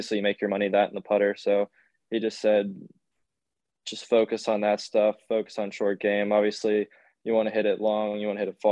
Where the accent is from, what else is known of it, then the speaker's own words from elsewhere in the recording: Trinity, Florida, United States; I'm from Trinity, Florida, which is near the Tampa area